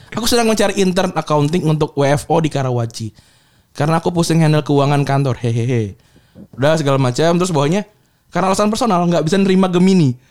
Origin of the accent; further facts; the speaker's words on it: Bekasi, West Java, Indonesia; gue gue besar di Bekasi